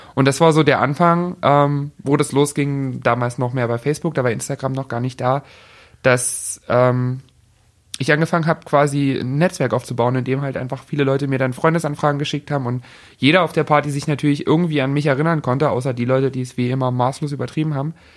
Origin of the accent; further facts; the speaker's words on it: Dresden, Saxony, Germany; Ich bin in Dresden geboren, genau. Ich habe mein ganzes Leben hier gewohnt